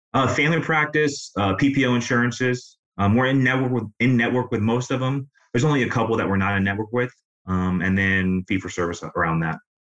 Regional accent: Illinois, United States; now in Tampa, United States; I grew up in Illinois, but I've been here for about 15 years

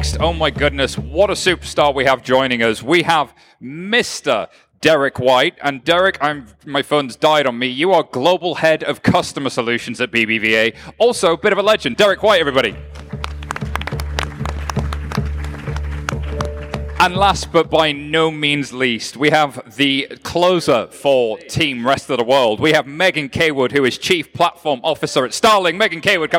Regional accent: United Kingdom; as you can tell, I'm British.

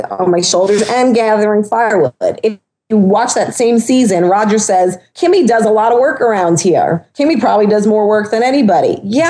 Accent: Long Island, New York, United States; I'm from Long Island. I'm from an island where there's salt water all over the place

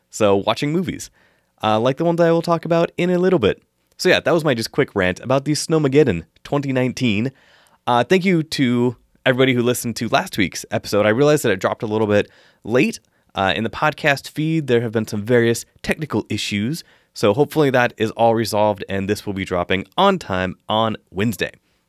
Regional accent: Washington, United States; I grew up in Eastern Washington, where we used to get feet of snow in the winter, and it was amazing.

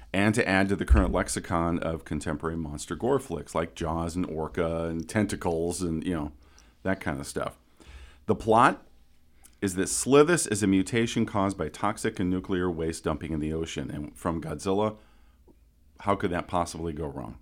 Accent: Council Bluffs, Iowa, United States; my hometown of Council Bluffs, Iowa

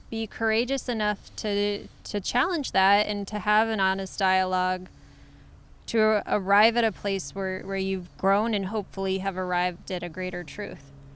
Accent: Ohio, United States; moved away; also born or lived in San Francisco / Los Angeles / England; I was raised in Ohio.

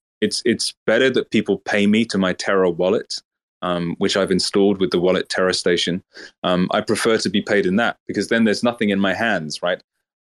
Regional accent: Lagos, Nigeria; accent: Oxford English; also born or lived in United Kingdom; Yeah, I'm from Lagos, Nigeria, but I was raised in the UK for 1 year. But when I came back to Nigeria to live with my father, he said, don't develop a Nigerian accent

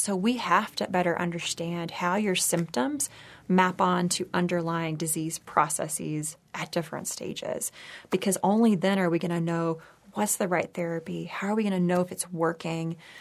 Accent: Texas, United States; moved away; also born or lived in San Francisco; I grew up in Texas

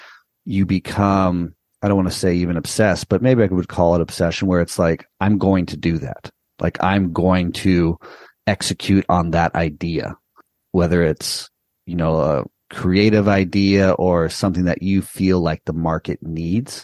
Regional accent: Southern California, United States; born or raised there; moved away

